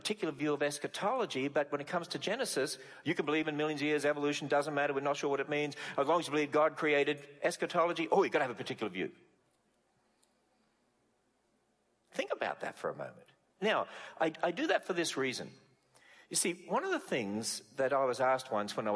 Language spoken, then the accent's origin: English; Australia; moved away as an adult; now in United States; I come originally from Australia, and we speak English.